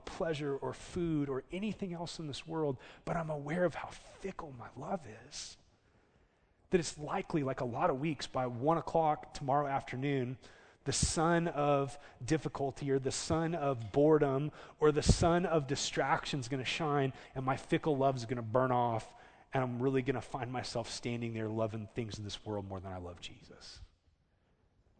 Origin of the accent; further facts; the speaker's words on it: Southern California, United States; now in Oklahoma, United States; I grew up in Southern California